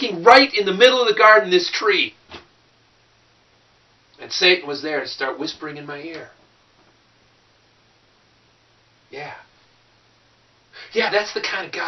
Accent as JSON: {"language": "English", "area": "Clearwater County", "region": "Minnesota", "country": "United States", "said": "I'm from Clearwater County, Minnesota"}